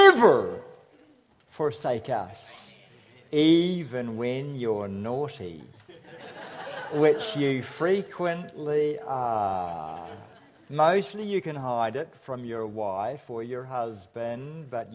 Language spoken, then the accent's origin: English; Nelson, New Zealand; I come from Nelson, which accounts for my accent